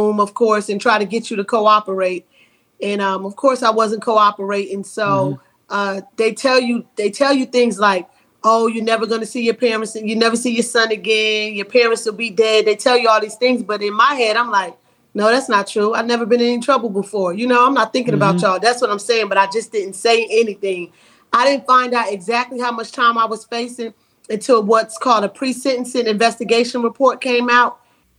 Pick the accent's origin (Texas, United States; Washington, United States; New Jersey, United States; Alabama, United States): New Jersey, United States; Asbury Park; moved away as an adult; also born or lived in Atlanta, Georgia; I was born and raised in Asbury Park, New Jersey, and I attended high school at Lakewood